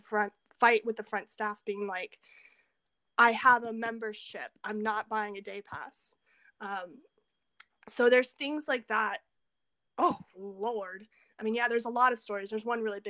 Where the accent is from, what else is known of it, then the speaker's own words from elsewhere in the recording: the South, United States; moved away as an adult; also born or lived in France; now in Seosan, South Korea; I come from the South